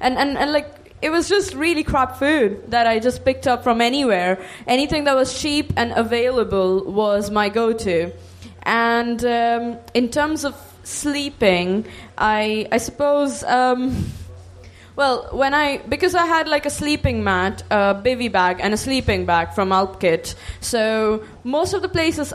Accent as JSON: {"language": "English", "country": "India", "said": "I am Indian"}